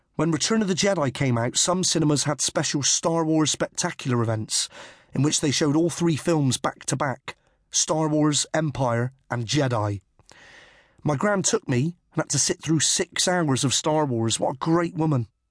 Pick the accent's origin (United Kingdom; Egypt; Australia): United Kingdom; Bristol, South West England; also born or lived in Kingswood; I was born in Southmead Hospital, Bristol, in 1974. Our first house was in Theresa Avenue, Bishopston. We lived there from 1974 until 1981. Then, about two months before my seventh birthday, we moved to Kingswood